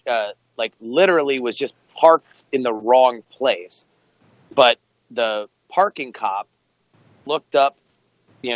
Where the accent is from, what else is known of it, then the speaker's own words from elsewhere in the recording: Broward County, Florida, United States; now in Oakland, United States; pretty much was raised in Broward County, just north of Miami, just west of Fort Lauderdale Beach